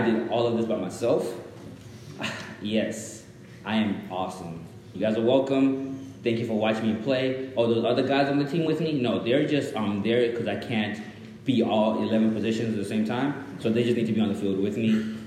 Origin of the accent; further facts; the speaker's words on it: Dallas, Texas, United States; English is a second language; also born or lived in Zimbabwe; I was born in Zimbabwe, moved to America when I was like seven years old. Grew up in, then from there I was in Dallas, and I was like a little ghetto kid in Dallas